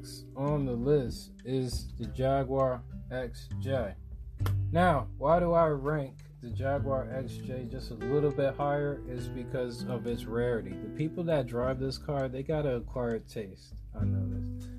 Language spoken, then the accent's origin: English; United States; I'm American